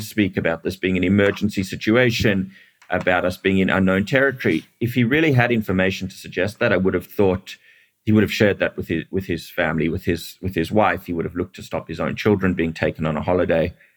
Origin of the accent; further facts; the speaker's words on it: Australia; also born or lived in South Africa; now in Israel; I grew up in Australia, but I was born in South Africa.